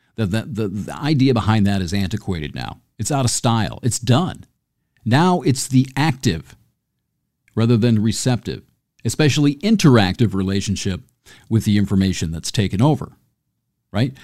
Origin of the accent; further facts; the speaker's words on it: near Homer, Michigan, United States; I grew up near Homer